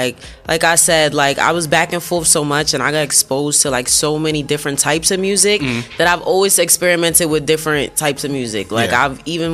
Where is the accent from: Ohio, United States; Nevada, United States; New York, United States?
New York, United States; New York City; also born or lived in Barbados; I'm from Brooklyn, born and raised. Both my parents are from Barbados though, so I spent a lot of time back and forth.